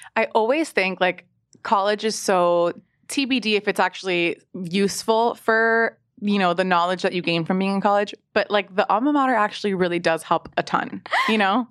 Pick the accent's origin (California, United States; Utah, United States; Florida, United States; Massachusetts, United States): Florida, United States; Miami; now in New York, United States; I'm from Miami